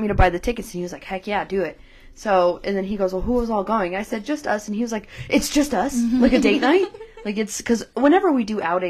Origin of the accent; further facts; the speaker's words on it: England, United Kingdom; accent: northern; And as you can tell from hearing it, my northern accent came out a lot.